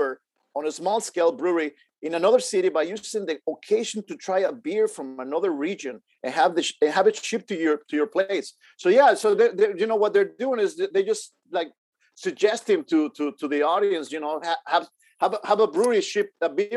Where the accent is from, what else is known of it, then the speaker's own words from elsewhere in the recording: Mexico; moved away; Growing up in Mexico